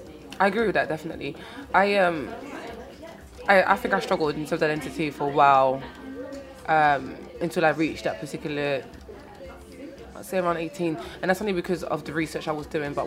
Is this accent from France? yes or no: yes; France; I always tell people I am French of a Congolese origin.